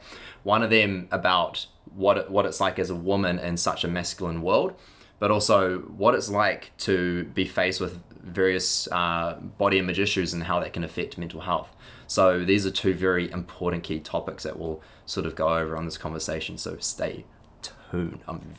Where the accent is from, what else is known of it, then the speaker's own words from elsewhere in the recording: Auckland, New Zealand; moved away; also born or lived in Melbourne; So I'm with her now in Auckland of New Zealand, back in my hometown.